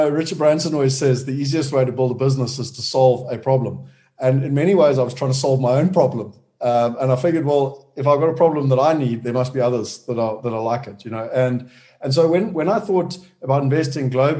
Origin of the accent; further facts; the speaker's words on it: Durban, KwaZulu-Natal, South Africa; moved away as an adult; also born or lived in London; I was born in Durban, so I'm a South African